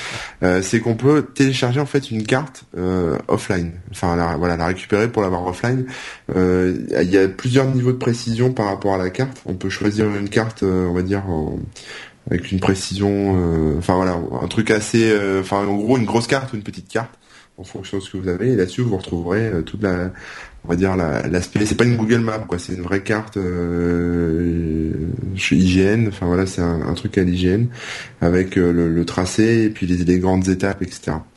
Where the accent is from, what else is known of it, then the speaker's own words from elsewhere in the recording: the North, Hauts-de-France, France; now in Auvergne, France; je suis du Nord